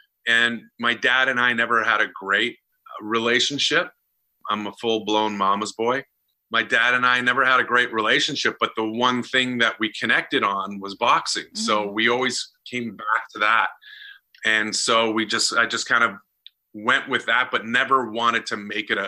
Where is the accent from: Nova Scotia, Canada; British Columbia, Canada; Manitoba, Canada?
Manitoba, Canada; Winnipeg; moved away as an adult; also born or lived in Vancouver / Los Angeles; when I moved from my hometown of Winnipeg to Vancouver, Canada